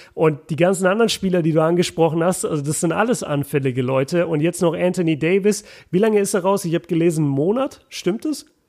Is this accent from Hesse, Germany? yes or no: no; Nuremberg, Bavaria, Germany; bei uns in Nürnberg sagt man kupft wie Duft.